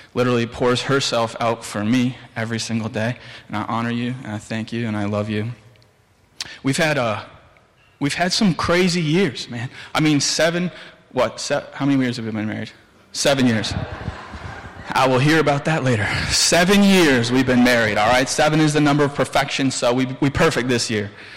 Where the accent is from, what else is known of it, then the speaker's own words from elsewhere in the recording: Williamsville, United States; I'm from Williamsville, the two W's.